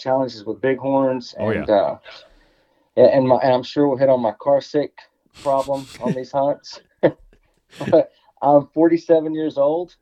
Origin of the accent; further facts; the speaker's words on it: Texas, United States; I'm from Texas